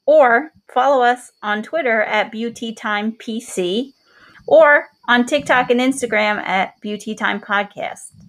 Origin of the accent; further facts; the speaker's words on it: New York, United States; We're from New York, so we have um, certain things that we did here that may be different in your state.